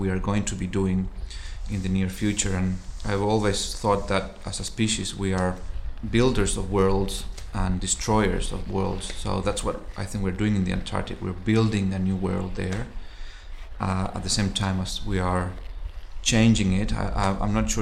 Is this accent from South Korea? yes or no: no; Chile; moved away; also born or lived in Buenos Aires, Argentina; I'm originally from Chile, but I spent my first 10 years in Buenos Aires